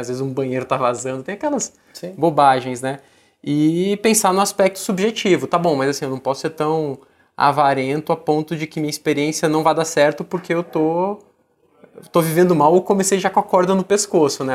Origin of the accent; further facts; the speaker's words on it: Brasília, Federal District, Brazil; moved away as an adult; now in São Paulo, Brazil; Eu sou de Brasília